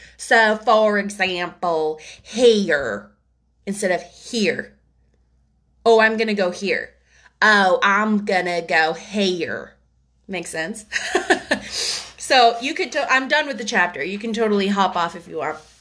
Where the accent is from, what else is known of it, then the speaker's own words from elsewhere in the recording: United States; being American